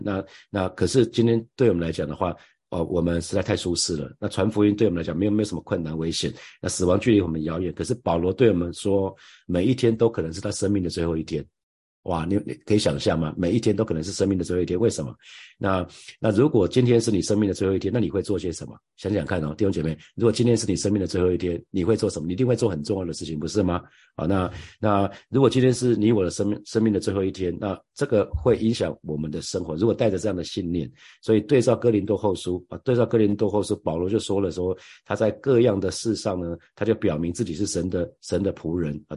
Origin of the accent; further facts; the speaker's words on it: Taiwan; 我们刚好出生在这里，我们不是出生在台湾海峡的另外一边